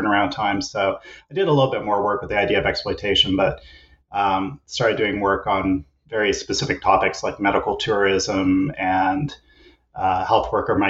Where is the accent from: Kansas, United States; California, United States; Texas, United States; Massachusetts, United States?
Kansas, United States; also born or lived in East Coast; now in British Columbia, Canada; I'm originally an American, grew up in Kansas and did all my schooling on the East Coast.